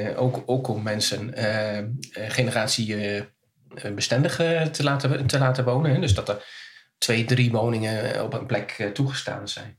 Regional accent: Kampen, Overijssel, Netherlands; ik kom uit Kampen

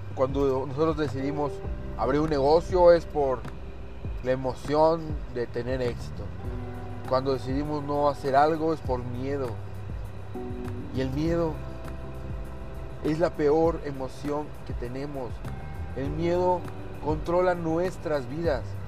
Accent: Mexico; Los mexicanos, muchos de nosotros como mexicanos

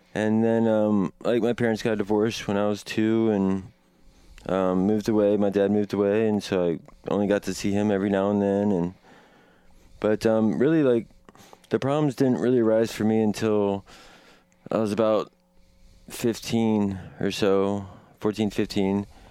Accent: Washington, District of Columbia, United States; now in Portland, United States; I was born in Northwest Washington, D C, on May tenth, nineteen eighty-four.

